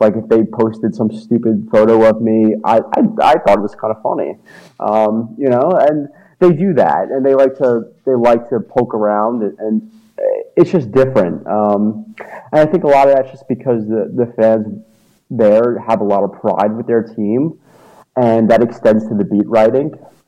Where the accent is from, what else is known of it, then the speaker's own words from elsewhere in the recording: New York City, New York, United States; also born or lived in Starkville; I came from New York City, and I lived in Auburn, Alabama for about 10 months, but that was a real brief time period for me.